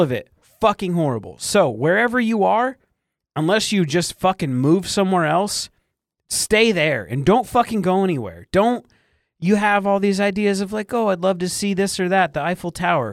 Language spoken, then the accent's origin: English; Michigan, United States; I grew up in Michigan on lakes